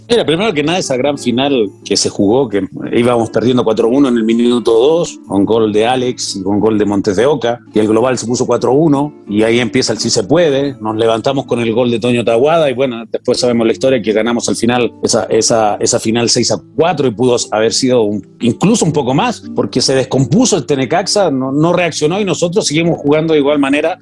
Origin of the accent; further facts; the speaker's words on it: Chile; Vengo de Chile